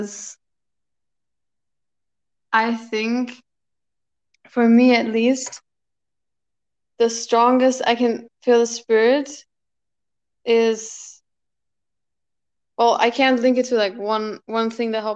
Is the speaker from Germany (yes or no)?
yes; Germany; I'm from Germany